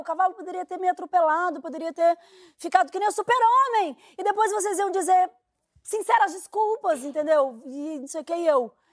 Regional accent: Minas Gerais, Brazil; moved away as an adult; now in Rio de Janeiro, Brazil; Sou mineira

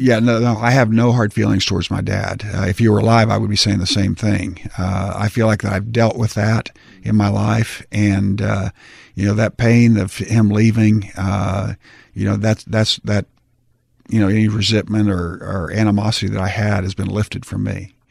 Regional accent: Tulsa, Oklahoma, United States; in Tulsa, my hometown

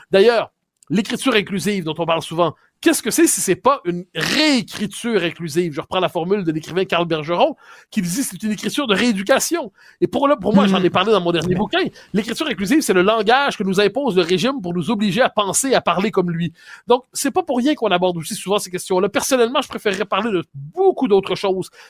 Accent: Quebec, Canada; moi, on est, on est des Québécois passés date.

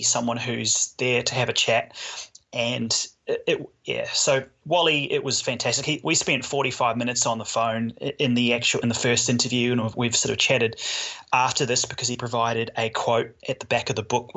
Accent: New Zealand; moved away as an adult; now in Australia; I grew up mainly in New Zealand, most of my adult years have been in Australia

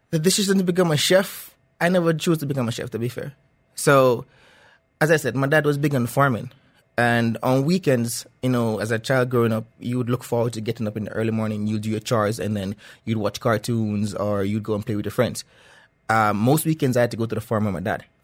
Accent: Jamaica; Okay, so back home, I, I, I grew up eating most of the stuff that we grew on our farm.

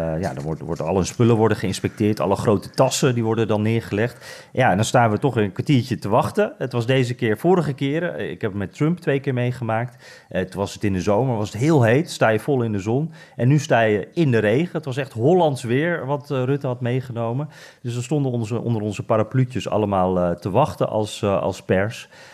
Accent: Netherlands; wij als Nederlanders

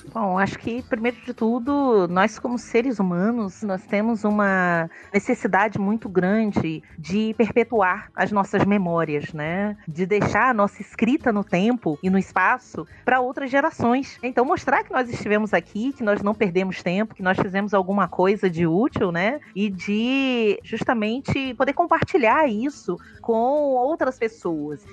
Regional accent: Rio de Janeiro, Brazil; moved away as an adult; also born or lived in Alagoas; now in Sergipe, Brazil; eu sou uma carioca é, de fronteiras e uma historiadora de fronteiras também, né? Eu estou há 17 anos no Nordeste, vim do Rio para Alagoas

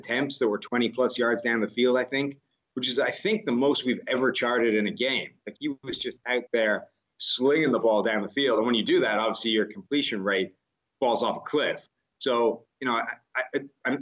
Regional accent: Ireland; now in United States; I come from Ireland

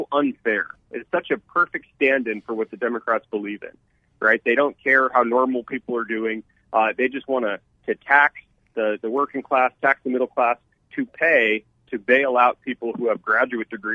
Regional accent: Tucson, Arizona, United States; my hometown of Tucson

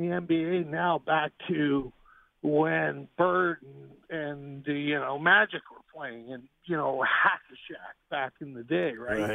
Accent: Toronto, Ontario, Canada; I'm a Canadian from Toronto

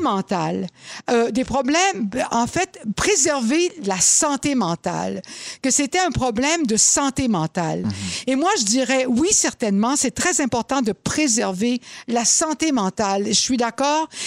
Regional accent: Laval, Quebec, Canada; j'ai été élevée à Laval

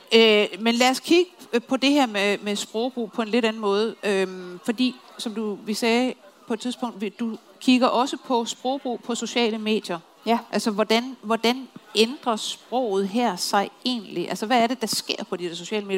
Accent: Copenhagen, Capital Region of Denmark, Denmark; som københavner

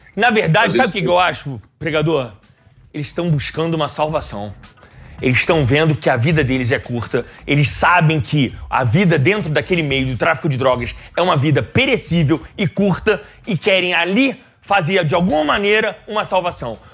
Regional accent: Rio de Janeiro, Brazil; Eu sou carioca

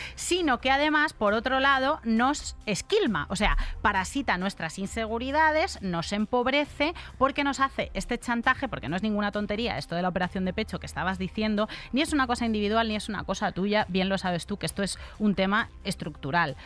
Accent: Madrid, Community of Madrid, Spain; Soy de Usera, born and raised en Usera.

